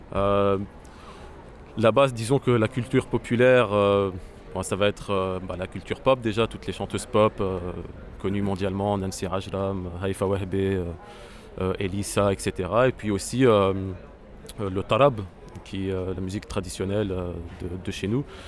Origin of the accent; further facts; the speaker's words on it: Beirut, Beirut Governorate, Lebanon; ma ville natale, donc la ville de Beyrouth